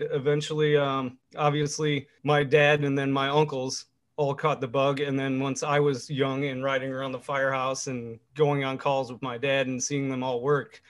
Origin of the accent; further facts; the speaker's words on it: Lake Forest, Illinois, United States; like you said. I'm from Lake Forest, actually born here at Lake Forest Hospital. Born and raised, live in Lake Bluff right now. Graduated from the high school in 2002.